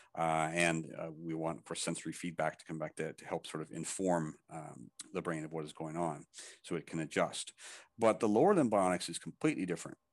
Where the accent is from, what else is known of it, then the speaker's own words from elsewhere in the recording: Canada; also born or lived in Thailand; I'm Canadian, but I, I, I live, uh, also in Thailand, so I'm back and forth